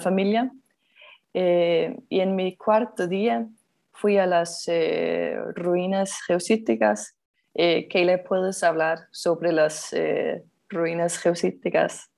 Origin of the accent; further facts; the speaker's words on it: Denmark; Spanish is a second language; soy danesa y vivo en Dinamarca